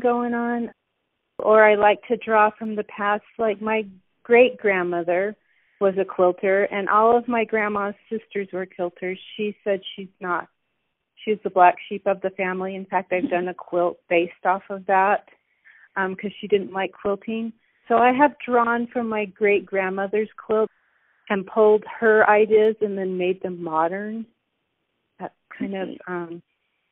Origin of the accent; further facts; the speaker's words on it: Ogden, Utah, United States; I was born in Ogden, Utah, and I was raised in Utah, just along the Wasatch Front is where I grew up